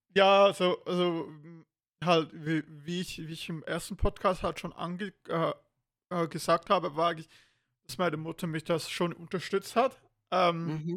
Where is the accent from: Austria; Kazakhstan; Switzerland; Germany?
Switzerland; bei uns in der Schweiz